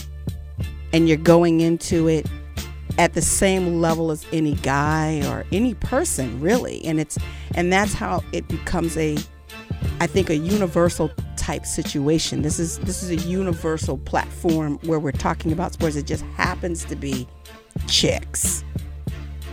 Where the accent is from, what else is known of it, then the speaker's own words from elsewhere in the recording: Los Angeles, California, United States; I grew up in Los Angeles